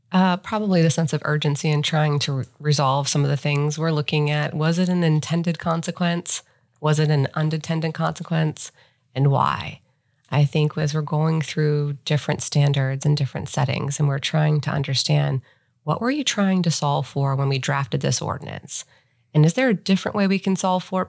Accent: Ohio, United States; moved away as an adult; also born or lived in Cincinnati; now in Charlotte, United States; I grew up in Ohio

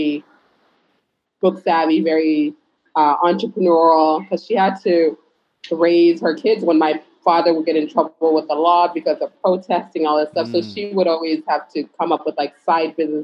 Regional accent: Phoenix, Arizona, United States; born or raised there; first language Pular; English is a second language; moved away as an adult; also born or lived in Senegal; now in Dakar, Senegal

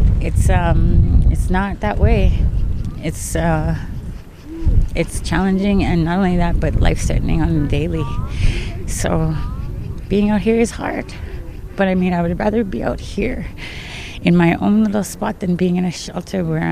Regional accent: Lloydminster, Alberta, Canada; also born or lived in Onion Lake; now in Edmonton, Canada; where I was raised in Lloydminster with my mom as a single parent

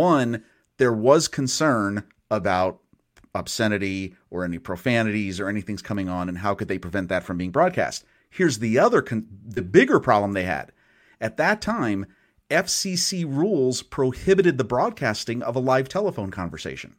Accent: near Allentown, Pennsylvania, United States; born or raised there

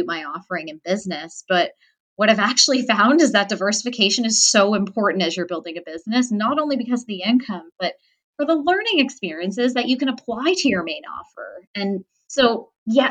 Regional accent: Toronto, Ontario, Canada; I'm from Toronto.

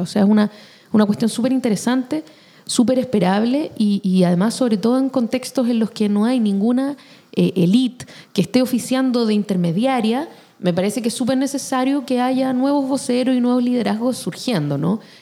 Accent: Chile; como chilenos

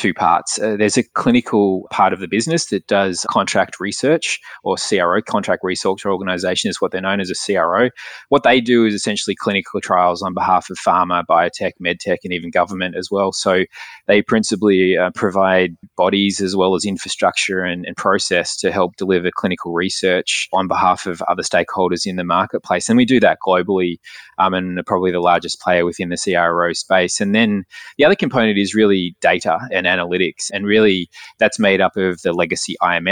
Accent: Australia; moved away as an adult; also born or lived in London; I grew up in Australia

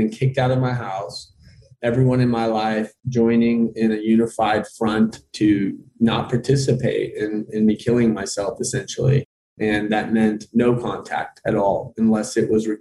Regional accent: Austin, Texas, United States; I'm from Austin, Texas

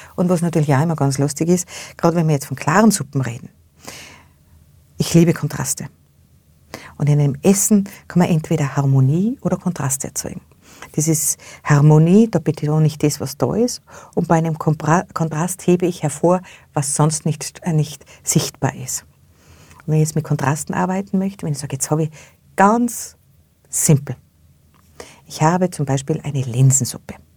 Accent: Austria; bei uns in Österreich

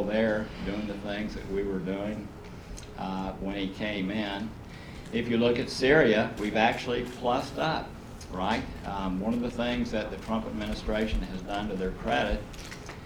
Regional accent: Chattanooga, Tennessee, United States; my hometown is Chattanooga

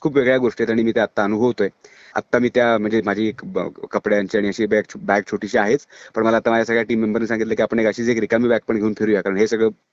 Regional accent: Chiplun, Maharashtra, India; माझं चिपळूणचं कॉलेज

